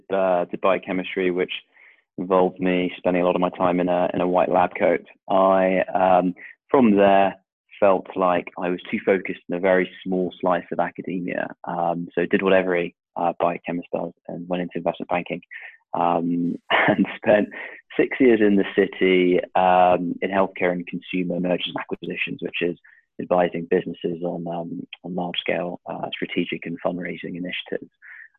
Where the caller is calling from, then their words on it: South West England, United Kingdom; I'm calling you from Devon, slightly overcast, slightly rainy Devon